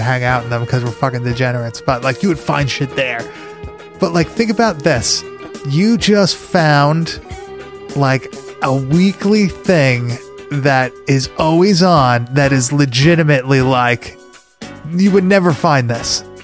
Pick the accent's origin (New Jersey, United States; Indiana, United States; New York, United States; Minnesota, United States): New York, United States; Long Island; moved away; Back up north, um, when I was growing up on Long Island